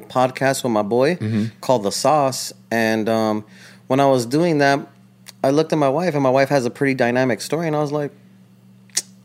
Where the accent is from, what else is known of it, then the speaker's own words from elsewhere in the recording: Los Angeles, California, United States; I'm from East LA. I'm from El Sereno, to be exact.